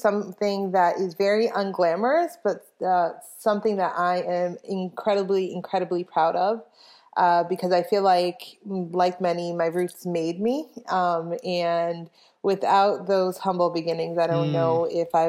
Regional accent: New York City, New York, United States; I was born in the Bronx and did live there for a formative part of my life

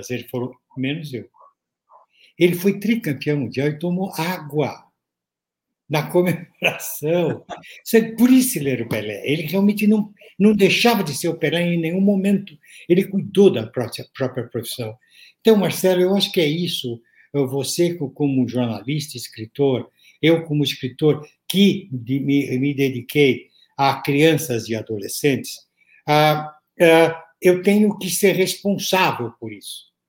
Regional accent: Santos, São Paulo, Brazil; now in São Paulo, Brazil; nasci em Santos, né? depois mudei para São Paulo para fazer faculdade, não, não saí mais.

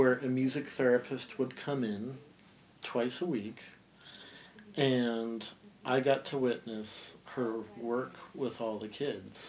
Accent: Montana, United States; I grew up in Montana

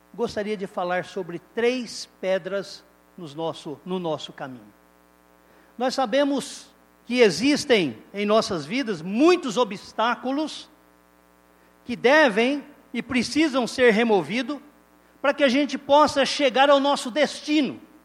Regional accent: Indiaporã, São Paulo, Brazil; moved away as an adult; now in Romania; Eu que fui criado aqui em Diaporã, vocês sabem, quem me conhece há mais tempo sabe. Indiaporã é uma cidadezinha para lá de Fernandópolis

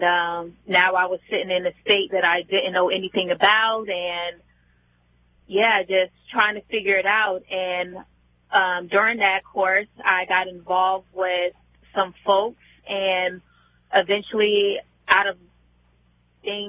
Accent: New Jersey, United States; moved away as an adult; also born or lived in New York City; I was born and raised in New Jersey.

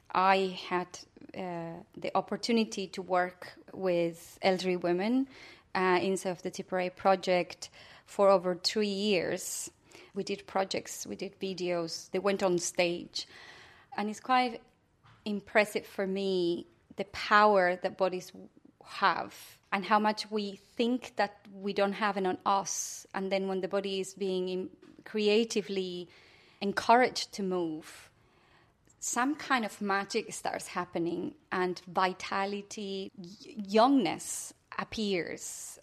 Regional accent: Buenos Aires, Argentina; moved away as an adult; now in Ireland; growing up in Buenos Aires after dictatorship

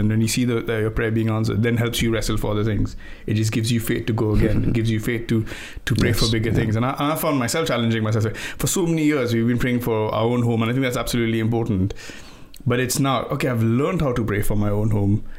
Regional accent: India; now in England; I grew up in India, and every time I go to visit, and I've moved to England, when I go back home to visit India

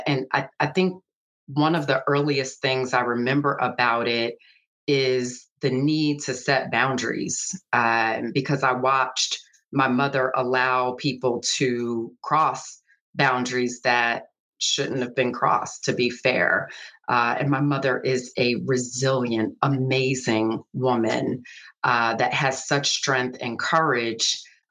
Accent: Philadelphia, Pennsylvania, United States; And that part of growing up in Philly definitely shaped me and probably the level of curiosity I have about people, places, and things.

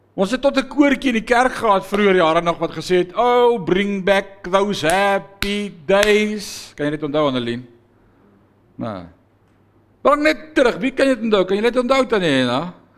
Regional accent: South Africa; ons veral as blanke Afrikaners

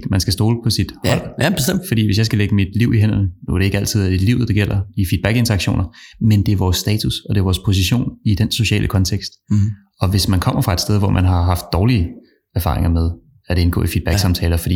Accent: Copenhagen, Capital Region of Denmark, Denmark; vokset op inde på Rådhuspladsen og er københavner

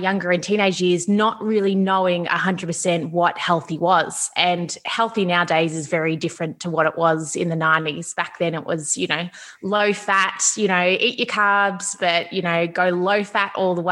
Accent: Melbourne, Victoria, Australia; I'm from Melbourne, Australia

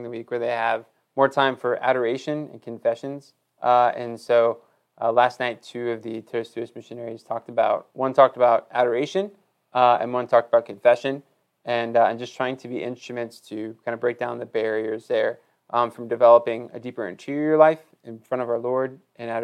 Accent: Wilmington, North Carolina, United States; moved away as an adult; also born or lived in Tennessee; I grew up in Wilmington, North Carolina

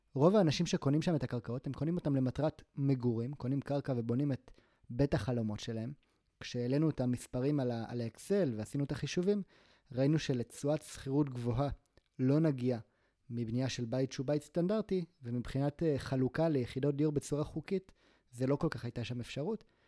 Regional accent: Gaza Envelope, Southern District, Israel; moved away; also born or lived in Tel Aviv; אני גדלתי בעוטף עזה

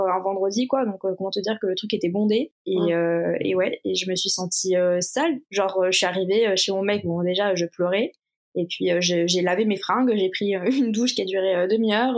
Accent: Toulouse, Occitania, France; moved away; also born or lived in Paris; à la base, je viens de Toulouse, j'habitais pas du tout Paris à cette époque-là

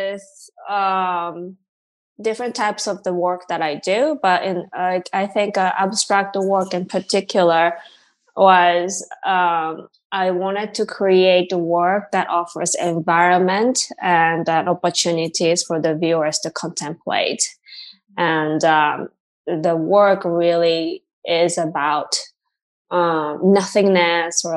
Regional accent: Tokyo, Japan; moved away as an adult; also born or lived in Massachusetts / Boston; now in New York, United States; my home, Tokyo, you know, so it's been 20 years away from my home country

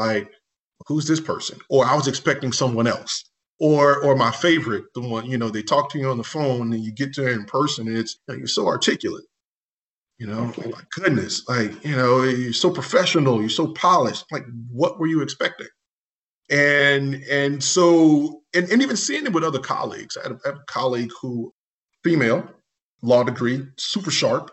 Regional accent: Baton Rouge, Louisiana, United States; also born or lived in New Orleans; I was born and raised in Baton Rouge, Louisiana

